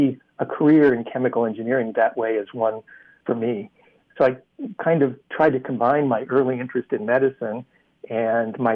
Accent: central Iowa, United States; moved away; I grew up in Iowa, in central Iowa, and went to public school there

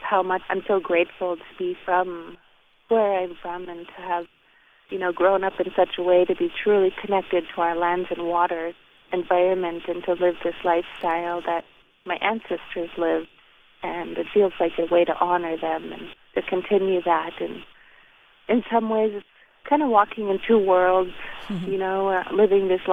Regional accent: Beaver, Alaska, United States; I'm actually talking to you from my childhood home in my village of Beaver, and it's along the Yukon River up in the interior of Alaska.

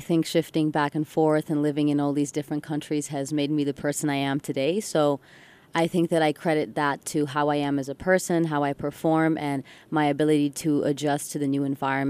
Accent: Ann Arbor, Michigan, United States; first language English; growing up in Ann Arbor, Michigan, and even though I've moved around, English has been my first language

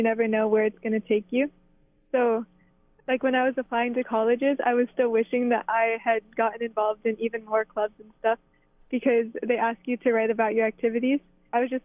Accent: Ka'a'awa, Hawaii, United States; represent Hawaii and my school and even my hometown, like putting Ka'ava on the map

